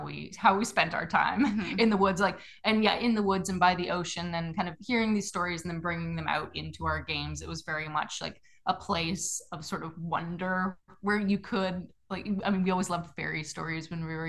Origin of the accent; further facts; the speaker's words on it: Bowen Island, British Columbia, Canada; People sometimes say that people in Bowen have like a little bit of an accent. Like we often get like, "Oh, where are you from?" Canada, Bowen Island.